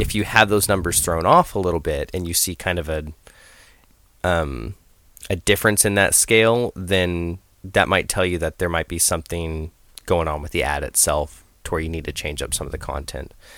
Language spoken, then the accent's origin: English; Idaho, United States; moved away; I grew up in Idaho